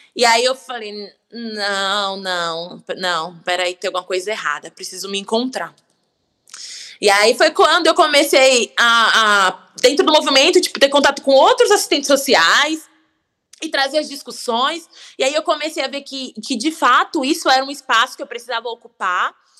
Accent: São Paulo, Brazil; eu nasci em São Paulo

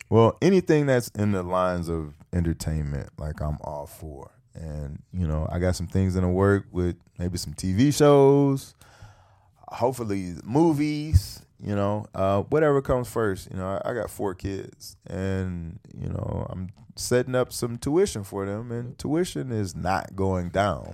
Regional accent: Detroit, Michigan, United States; Detroit, my hometown

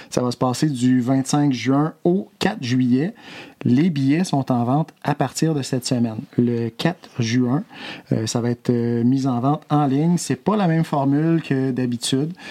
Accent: Opitciwan, Quebec, Canada; moved away; Je garde de très beaux souvenirs de mon enfance à Opichiwan. Mes journées à jouer dehors, été comme hiver, beau temps, mauvais temps.

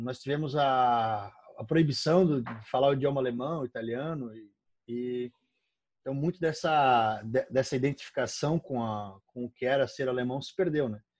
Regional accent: Brusque, Santa Catarina, Brazil; aqui da cidade de Brusque, onde eu onde eu moro, onde eu nasci

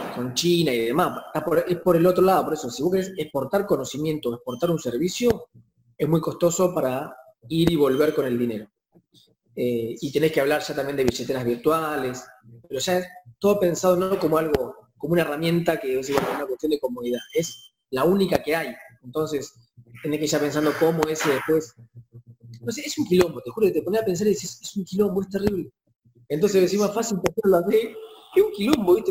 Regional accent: Argentina; acá en Argentina

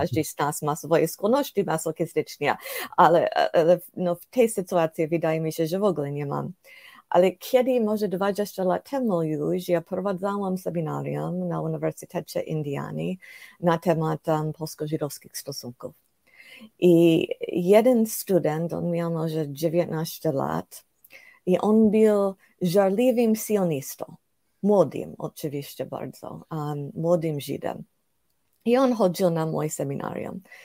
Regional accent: United States; Polish is a second language; moved away as an adult; also born or lived in Prague, Czech Republic / Warsaw, Poland; jestem z Ameryki, jestem ze Stanów Zjednoczonych.

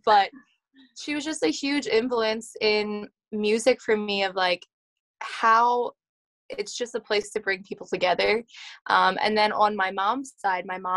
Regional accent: Lancaster County, Pennsylvania, United States; I am from Lancaster County, Pennsylvania. It's Amish and Mennonite country in southern Pennsylvania in the United States. And I grew up on a dairy farm

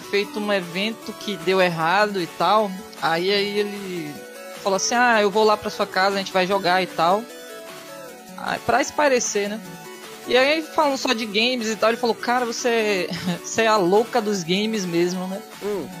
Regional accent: Bahia, Brazil; Sou da Bahia

